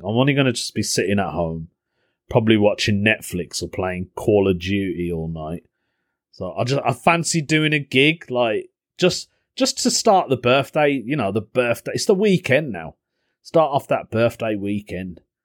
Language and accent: English; Birmingham, West Midlands, United Kingdom; accent: Brummie; they knew I wasn't from the area 'cause of my accent, 'cause I'm a brummie